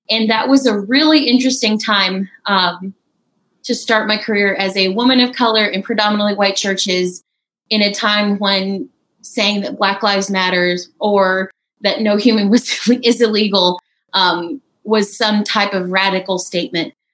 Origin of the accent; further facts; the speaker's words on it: India; also born or lived in Texas, United States; I grew up. I was born in Texas um, and grew up in India. My parents are missionaries there for 14 years.